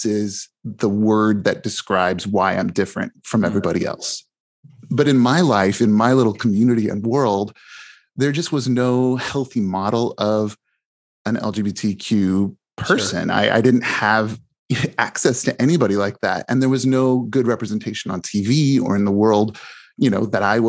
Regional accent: Mishawaka, Indiana, United States; I grew up in Mishawaka, Indiana, which is close to South Bend

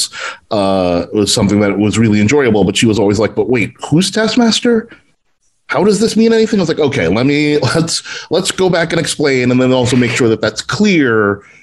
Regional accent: New York, United States; I'm from New York

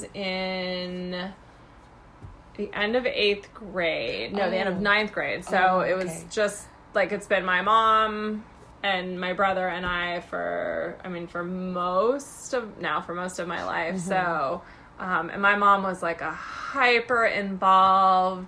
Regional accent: Newport Beach, California, United States; moved away as an adult; I grew up in Southern California in Orange County, in Newport Beach

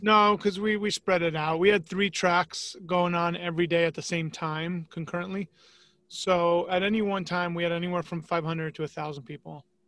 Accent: New York, United States; moved away as an adult; now in Tampa, United States; growing up in New York

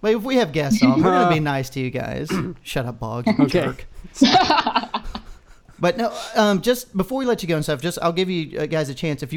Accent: Texas, United States; as a Texan

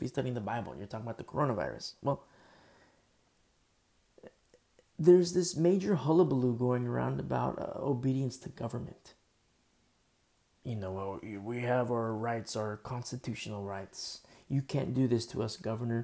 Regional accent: United States; as American citizens

